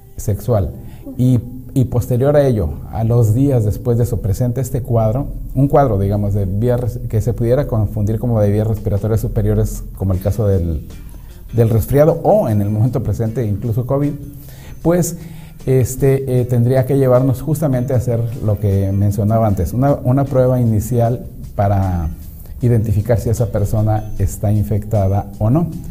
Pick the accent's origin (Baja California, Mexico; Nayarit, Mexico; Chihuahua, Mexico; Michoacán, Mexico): Baja California, Mexico; Mexicali; also born or lived in Ensenada; now in Tijuana, Mexico; yo crecí en Mexicali, y después estuve un, tiempo en Ensenada, pero ya vivía en, aquí en Tijuana